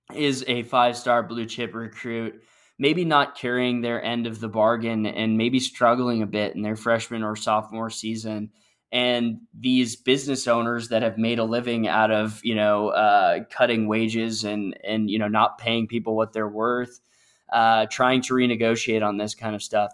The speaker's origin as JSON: {"language": "English", "region": "Northeast", "country": "United States", "tie": "born or raised there", "said": "I grew up in the Northeast"}